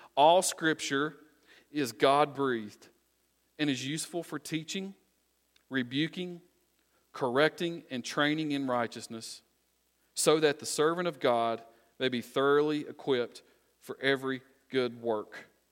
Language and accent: English; United States; I'm originally from Wise County